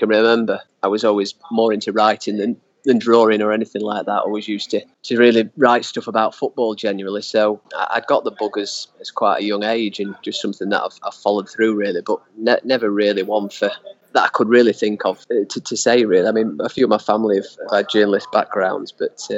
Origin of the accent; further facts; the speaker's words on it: Yorkshire and the Humber, United Kingdom; I grew up in Yorkshire